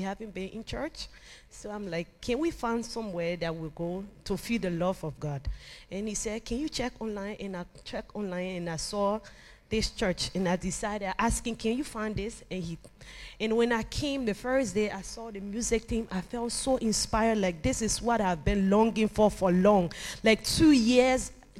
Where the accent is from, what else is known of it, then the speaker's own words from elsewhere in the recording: Liberia; also born or lived in Asia; now in Rome, Italy; I'm from Liberia, but I was in Asia a couple of years ago.